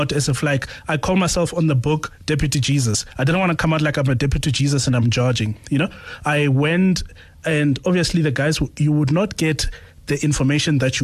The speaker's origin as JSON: {"language": "English", "town": "Pretoria", "region": "Gauteng", "country": "South Africa", "said": "I'm from Pretoria"}